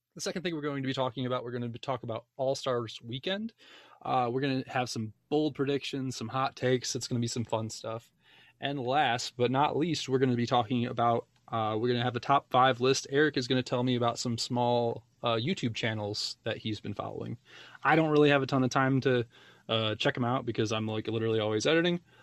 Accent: Michigan, United States; now in Parker, United States; I'm from Michigan as well. but I just moved into, uh, Parker, which is a sub part of Denver

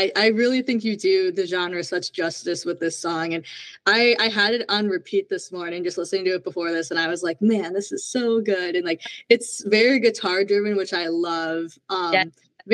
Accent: Minnesota, United States; I'm from Minnesota, so it's like the Canada of the US

